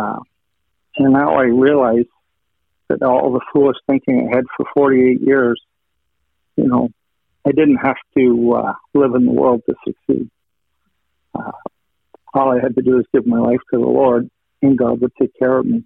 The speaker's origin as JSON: {"language": "English", "region": "Western Canada", "country": "Canada", "tie": "born or raised there", "said": "I grew up in Western Canada"}